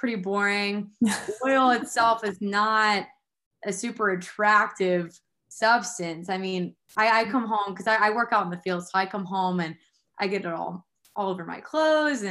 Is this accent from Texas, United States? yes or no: yes; Houston, Texas, United States; moved away as an adult; now in Myton, Utah, United States; I grew up in Houston